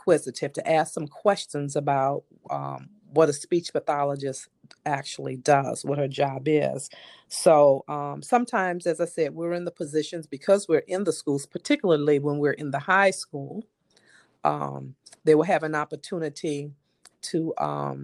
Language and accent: English; New Orleans, Louisiana, United States; I grew up here in New Orleans, of course, and, you know, I went away to school and came back home.